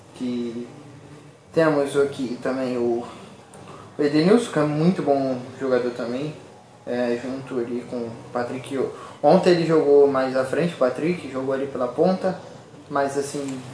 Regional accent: Rio de Janeiro, Brazil; also born or lived in Minas Gerais; Eu sou mineiro, nascido e criado em. Sou nascido em Minas, mas criado no Rio de Janeiro.

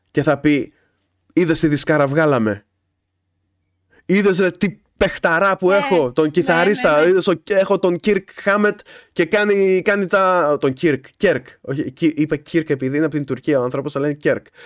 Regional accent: Kavala, East Macedonia and Thrace, Greece; Είναι Καβάλα, γιατί και εγώ είμαι από την Καβάλα.

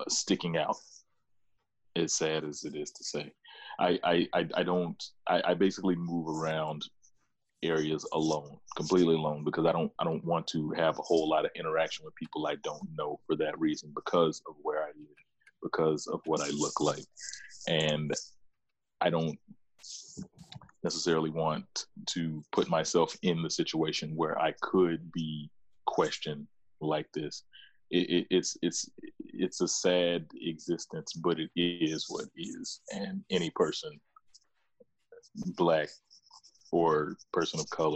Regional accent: the South, United States; I grew up in the South

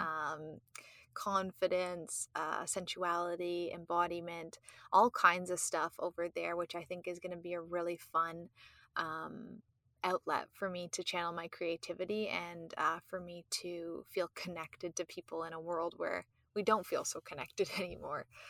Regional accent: Canada; I'm Canadian

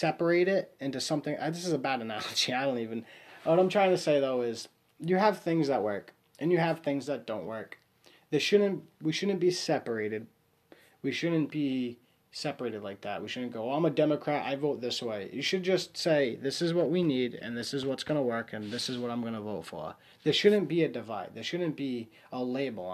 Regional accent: Warwick, Rhode Island, United States; I'm from Rhode Island, Warwick, Rhode Island

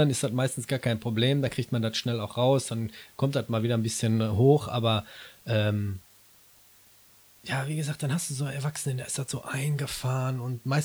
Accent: Gelsenkirchen, North Rhine-Westphalia, Germany

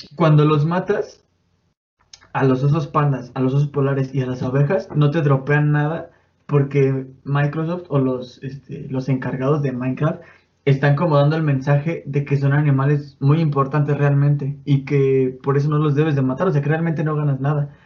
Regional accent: Mexico

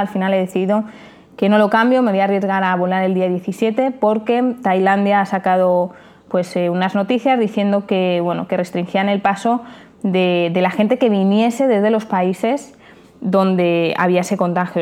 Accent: Spain; como somos los españoles

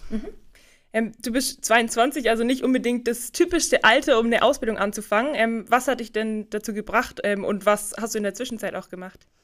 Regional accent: Rottenburg am Neckar, Baden-Württemberg, Germany; Du kommst ja wie ich aus Rottenburg

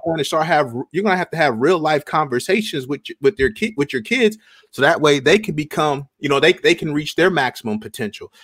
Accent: Iowa, United States; born and raised in Iowa

